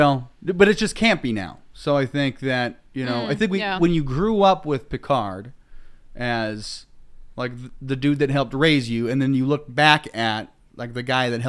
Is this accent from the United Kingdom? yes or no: yes; England, United Kingdom; We speak American. I'm English.